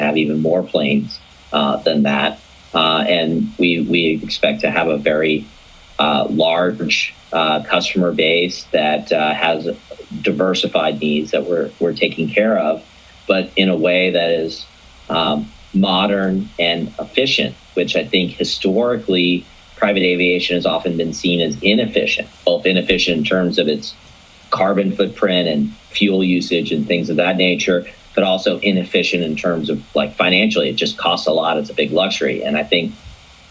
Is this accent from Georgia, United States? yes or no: yes; Atlanta, Georgia, United States; I'm originally from Atlanta